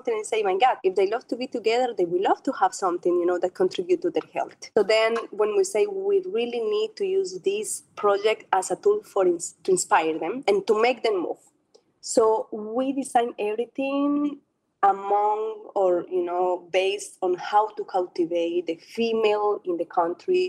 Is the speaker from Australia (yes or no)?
no; Colombia; also born or lived in Europe; now in Abu Dhabi, United Arab Emirates; I was born in a country where cycling is everything.